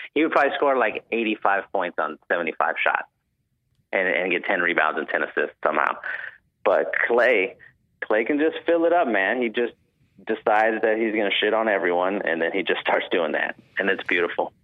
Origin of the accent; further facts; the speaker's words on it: San Antonio, Texas, United States; now in Houston, United States; I'm from San Antonio, but I live in Houston